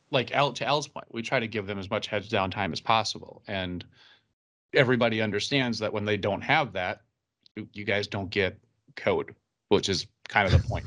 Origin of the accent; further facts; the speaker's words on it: Minnesota, United States; we're Minnesotan